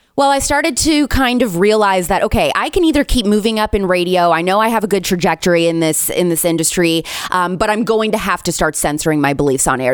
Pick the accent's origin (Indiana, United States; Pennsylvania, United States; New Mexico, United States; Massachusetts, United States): Indiana, United States; I grew up in the Midwest. I'm an Indiana girl. I'm a Hoosier